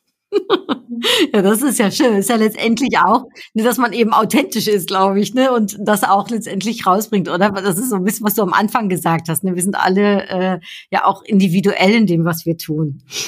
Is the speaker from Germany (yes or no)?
yes; Germany; also born or lived in Netherlands; ich bin ja äh, Niederländerin, ne? also in den Niederlanden geboren, aber in Deutschland aufgewachsen